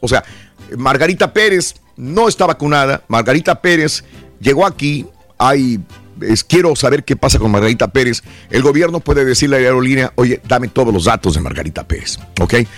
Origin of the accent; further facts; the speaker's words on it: Mexico; now in United States; Viajo a mi país y después de viajar a México